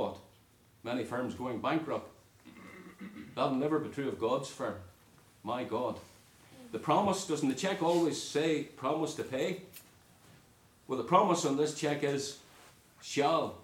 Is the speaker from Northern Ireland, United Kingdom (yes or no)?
yes; Northern Ireland, United Kingdom; moved away; When I was growing up in Northern Ireland